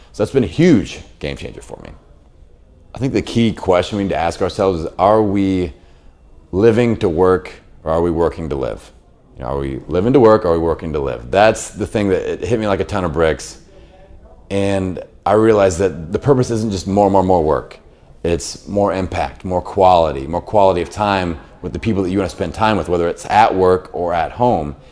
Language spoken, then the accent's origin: English; Bloomington, Indiana, United States; I have a fitness facility in my hometown of Bloomington, Indiana